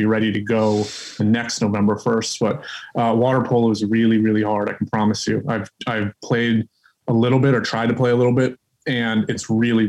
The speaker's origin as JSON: {"language": "English", "town": "Charlotte", "region": "North Carolina", "country": "United States", "tie": "born or raised there", "said": "Growing up in Charlotte"}